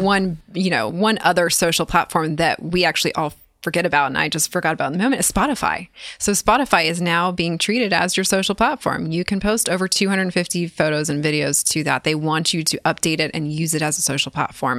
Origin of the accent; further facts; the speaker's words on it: California, United States; moved away as an adult; now in Nashville, United States; I'm originally from California, based here in Nashville now for the last six years